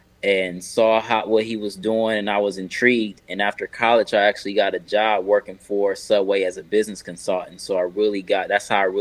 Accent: Akron, Ohio, United States; now in Charlotte, United States; I'm originally from Akron, Ohio. I moved down to Charlotte in 2005.

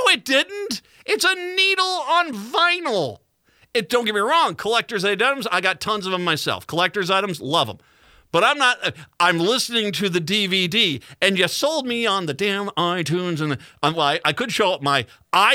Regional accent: Minnesota, United States

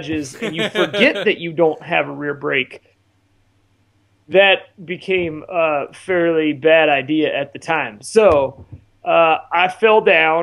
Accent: Montana, United States; Jesse actually grew up in the same town that I grew up in Montana

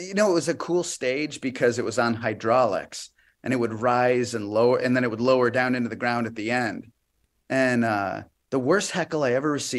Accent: Chicago, Illinois, United States; moved away; also born or lived in Des Moines, Iowa / Florida; I'm from Chicago.

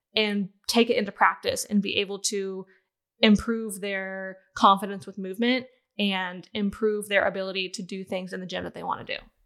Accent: Southern Pines, North Carolina, United States; also born or lived in Ohio; I was born and raised in Ohio, but I called the Carolinas home because we moved there after elementary school

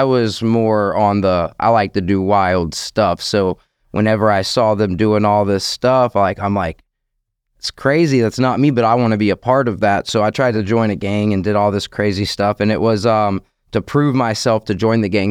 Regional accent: Orange Park, Florida, United States; I'm from Orange Park, Florida. Clay County, born and raised my whole life.

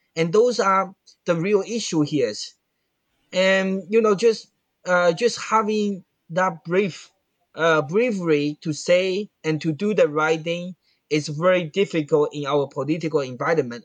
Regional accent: Fujian, China; English is a second language; moved away; in my hometown, Fujian.

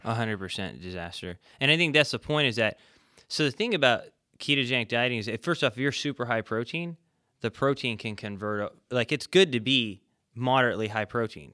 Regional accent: California, United States; moved away; I'm originally from California

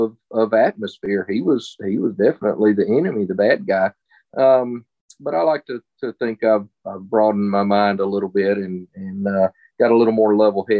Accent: Mississippi, United States; I grew up in Mississippi

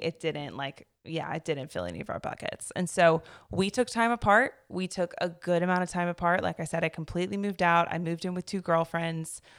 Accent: Chapel Hill, North Carolina, United States; I grew up in the Triangle over in, like, the Chapel Hill area.

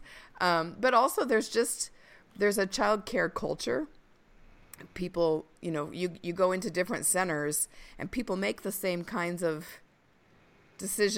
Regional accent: United States; as an American culture

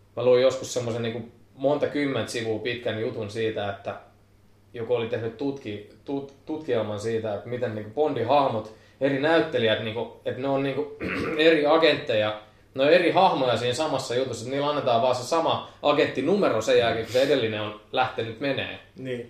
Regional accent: Pori, Satakunta, Finland; mä oon porilainen

